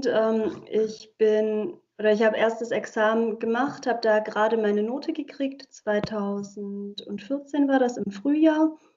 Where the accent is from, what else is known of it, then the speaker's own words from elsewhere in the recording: Germany; first language Hungarian; German is a second language; Und Ungarisch ist meine Muttersprache. Ich bin zwar in Deutschland äh, aufgewachsen und geboren auch, aber meine Familie kommt aus Ungarn.